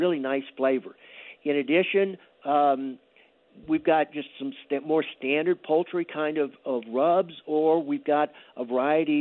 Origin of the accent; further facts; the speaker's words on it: South Louisiana, United States; I grew up in South Louisiana